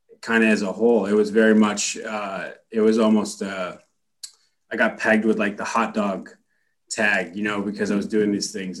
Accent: United States; being an American guy and playing in Canada

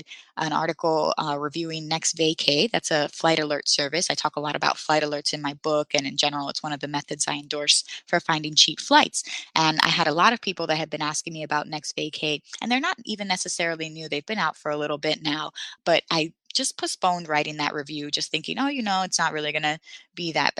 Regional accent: Puerto Rico; moved away; I'm from Puerto Rico originally.

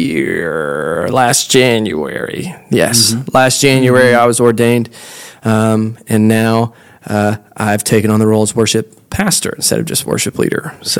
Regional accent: Jackson, Mississippi, United States; moved away as an adult; now in Millington, United States; I was born and raised in Mississippi, Mississippi boy down from the Jackson, Mississippi area.

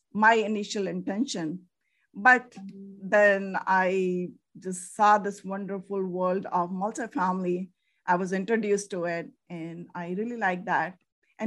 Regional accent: India; moved away as an adult; now in United States; I'm from originally from India.

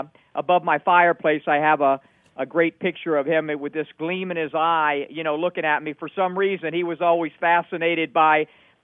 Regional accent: Miami, Florida, United States; when I was a little boy growing up in Miami

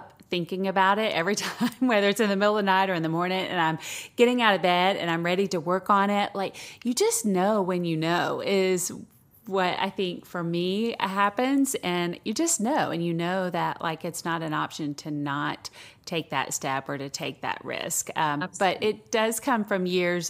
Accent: the South, United States; I'm from the South as well

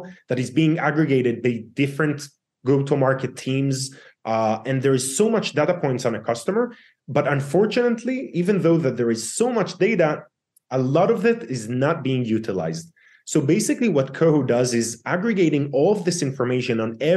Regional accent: Israel; born and raised in Israel

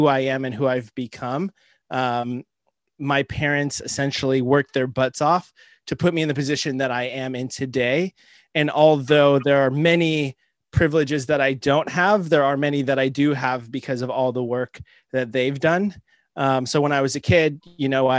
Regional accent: Southern California, United States; also born or lived in Boston; now in Albany, California, United States; I grew up in Southern California

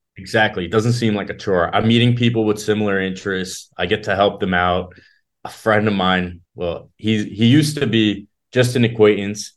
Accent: South Florida, United States; also born or lived in Israel; I moved to Florida when I was five years old. So, I've been here almost all my life

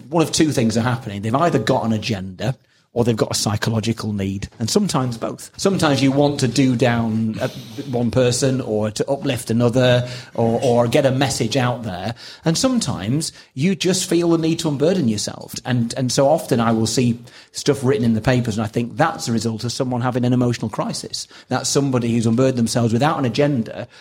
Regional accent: Preston, North West England, United Kingdom; I was brought up in Preston

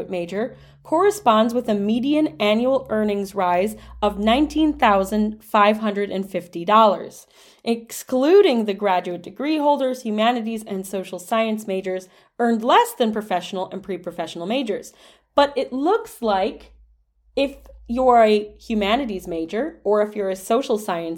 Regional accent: Dearborn, Michigan, United States; as somebody who grew up very close to Toledo, Ohio, I grew up in Dearborn, Michigan

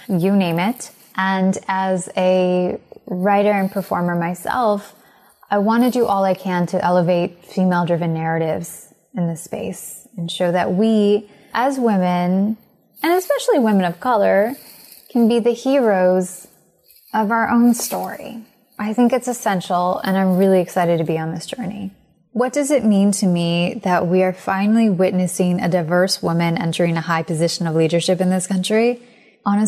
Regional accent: United States; I'm Indian American

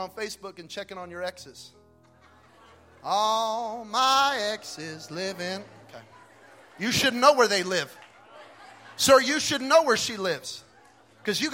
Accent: Belen, New Mexico, United States; moved away; I'm from Belen, New Mexico, population 1,700, more dairy cows than people. I was born and raised in a trailer park.

